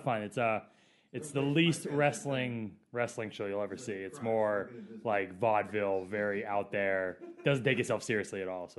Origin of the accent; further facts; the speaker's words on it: Maine, United States; now in Miami, United States; Miami now. So been there for about 11 years. I love it. Beats. I'm from Maine originally